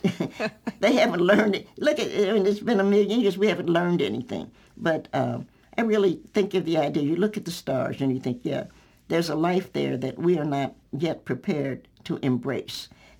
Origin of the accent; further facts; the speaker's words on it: the South, United States; And I do a lot with food because I'm a Southerner.